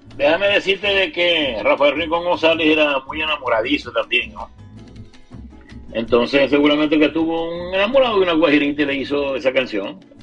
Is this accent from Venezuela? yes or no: yes; Zulia, Venezuela; a todo el mundo nos tildaban de maracucho